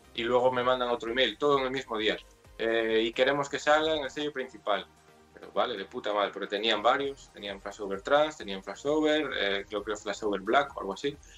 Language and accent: Spanish; Vigo, Galicia, Spain; soy de Vigo, nací en Vigo, me crié en Vigo y aquí sigo